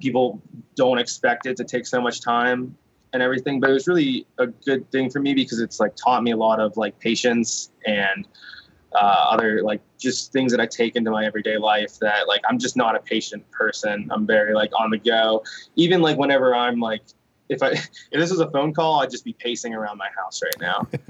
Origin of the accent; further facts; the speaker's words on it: Wheeling, West Virginia, United States; growing up in Wheeling